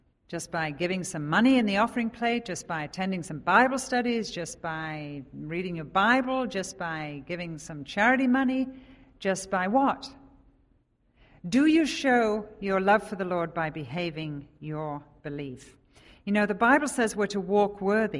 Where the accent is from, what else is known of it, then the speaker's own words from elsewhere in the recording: England, United Kingdom; moved away as an adult; now in Oconomowoc, United States; we live in Oconomowoc, we're from England